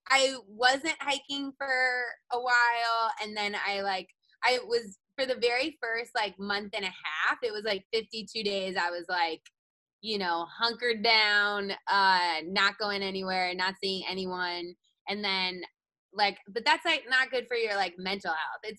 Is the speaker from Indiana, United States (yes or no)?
yes; Indiana, United States; moved away; also born or lived in New Jersey; I was born in New Jersey. I grew up in Indiana